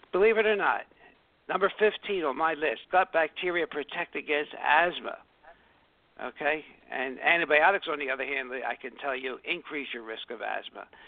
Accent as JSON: {"language": "English", "town": "Philadelphia", "region": "Pennsylvania", "country": "United States", "tie": "born or raised there", "said": "I grew up in South Philadelphia"}